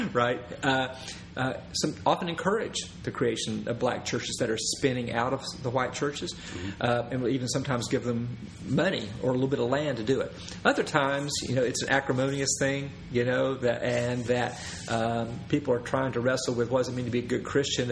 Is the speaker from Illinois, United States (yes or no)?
no; East Tennessee, United States; And I grew up in East Tennessee. This is what this accent you hear.